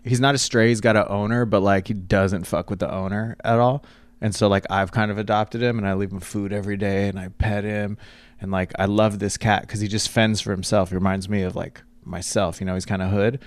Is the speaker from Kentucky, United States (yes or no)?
no; Catalina Island, California, United States; I grew up on Catalina Island, and I'd say it's, like, eighty-nine percent Hispanic